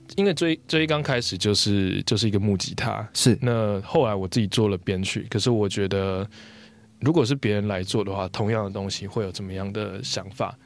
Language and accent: Chinese; Yilan County, Taiwan; moved away; 我离开台， 离开宜兰 但是我在回去宜兰的时候，嗯。变成是用另外一种方式在认识我的家乡